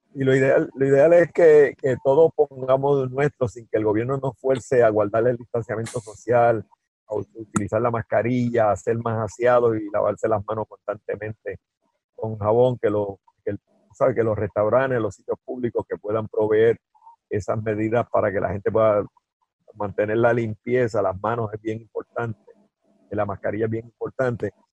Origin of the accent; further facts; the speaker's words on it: Guaynabo, Puerto Rico; que es mi pueblo natal, que se llama Guaynabo